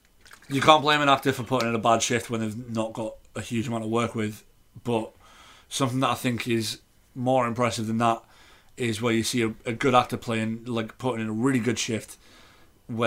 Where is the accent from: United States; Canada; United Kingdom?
United Kingdom; As a British person